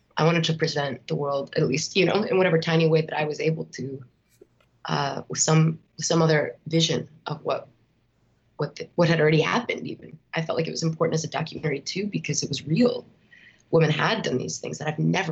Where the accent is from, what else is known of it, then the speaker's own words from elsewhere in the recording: outside Chicago, Illinois, United States; growing up outside Chicago.